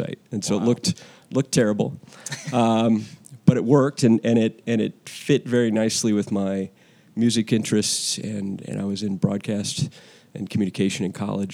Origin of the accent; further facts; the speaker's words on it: Michigan, United States; moved away as an adult; now in Austin, United States; I grew up in Michigan, 80s and 90s kid